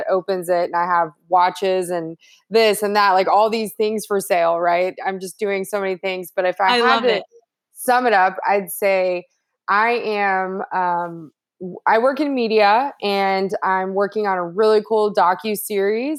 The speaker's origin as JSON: {"language": "English", "region": "Texas", "country": "United States", "tie": "born or raised there", "also_born_or_lived": "Los Angeles / New York / Washington, D.C.", "moved": "as an adult", "said": "I grew up in Texas. So I did grow up in the South in a Christian home"}